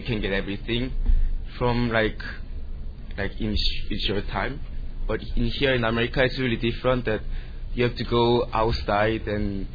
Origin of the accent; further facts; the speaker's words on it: Seoul, South Korea; English is a second language; moved away as an adult; now in United States; I'm from Seoul, which is capital